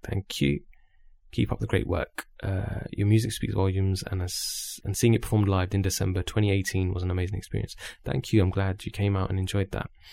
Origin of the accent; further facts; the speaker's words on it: Luton, East of England, United Kingdom; we're both from Luton